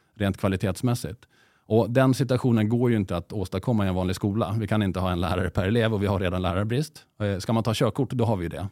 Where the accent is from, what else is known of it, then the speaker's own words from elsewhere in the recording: Åland Islands; now in Sweden; är dessutom född på Åland, så jag har ju gått i det finska skolsystemet själv.